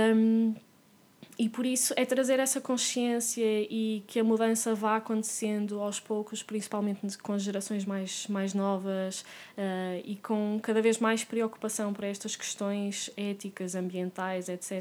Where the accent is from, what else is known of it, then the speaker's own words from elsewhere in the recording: Porto, Norte, Portugal; also born or lived in France; eu sou do Porto